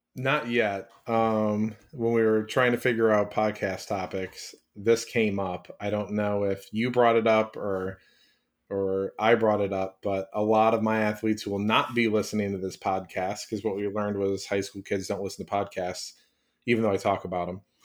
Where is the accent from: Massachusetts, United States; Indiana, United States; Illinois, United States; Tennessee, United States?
Illinois, United States; Chicago; I live forty minutes from Chicago, that's my hometown